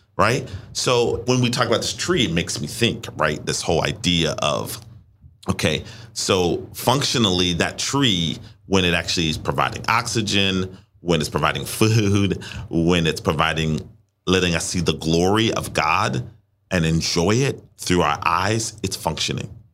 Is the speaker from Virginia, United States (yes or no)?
yes; Richmond, Virginia, United States; moved away as an adult; also born or lived in Washington, D.C.; I'm from Richmond. I'm now living in Washington, D C.